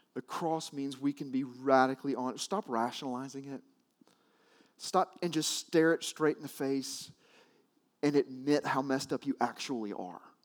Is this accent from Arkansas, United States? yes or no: yes; Arkansas, United States; I grew up in Arkansas